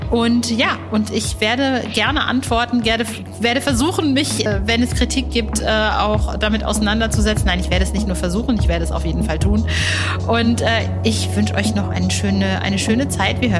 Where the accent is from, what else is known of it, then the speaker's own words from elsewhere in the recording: Paderborn, North Rhine-Westphalia, Germany; born there; Paderborn ist meine Geburtsstadt mhm. und ich habe bis ich 29 war noch im Kreis Paderborn gewohnt